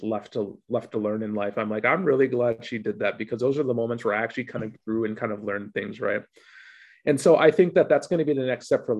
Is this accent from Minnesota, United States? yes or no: yes; Minneapolis, Minnesota, United States; moved away as an adult; also born or lived in Ohio; now in Victoria, Canada; I grew up in Minneapolis in the mid 90s.